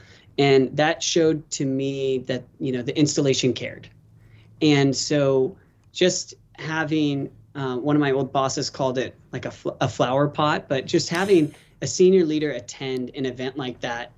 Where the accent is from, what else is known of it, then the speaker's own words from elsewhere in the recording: Kansas, United States; moved away; also born or lived in Texas / North Carolina; I am from Kansas. I went to high school in Texas, college at the University of Kansas, grad school at Chapel Hill at the University of North Carolina, and I'm a second-year doctoral student at Vanderbilt University.